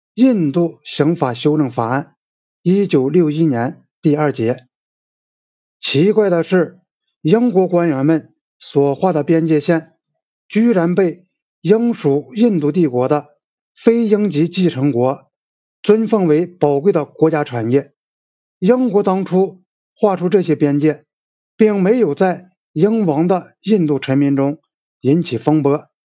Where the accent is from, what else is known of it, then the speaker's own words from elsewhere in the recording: China; 我们中国人